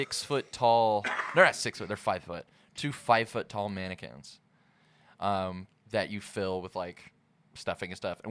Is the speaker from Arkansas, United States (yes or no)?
yes; Jacksonville, Arkansas, United States; I was born in Jacksonville, yeah.